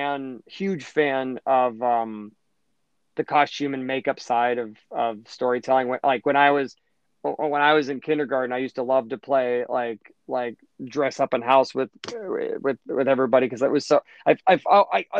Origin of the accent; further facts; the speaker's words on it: Pittsburgh, Pennsylvania, United States; now in New York, United States; Pittsburgh where my hometown is